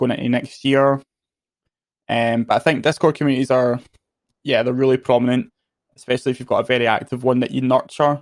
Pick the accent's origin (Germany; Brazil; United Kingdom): United Kingdom; Scotland; I'm Scottish